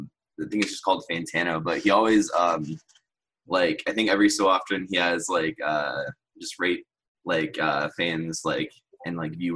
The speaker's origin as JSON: {"language": "English", "town": "Cleveland", "region": "Ohio", "country": "United States", "said": "I'm from Cleveland, so it's not even like a beachy place"}